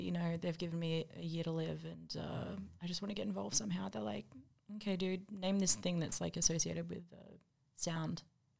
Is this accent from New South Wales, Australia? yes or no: no; Darwin, Northern Territory, Australia; I'm from Darwin